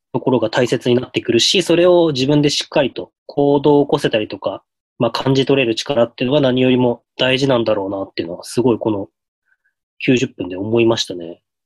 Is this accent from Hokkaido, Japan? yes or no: yes; Hokkaido, Japan; 地元北海道